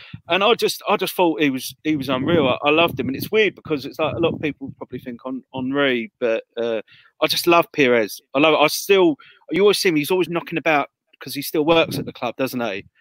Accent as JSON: {"language": "English", "town": "Croydon", "region": "London", "country": "United Kingdom", "said": "I'm from Croydon originally"}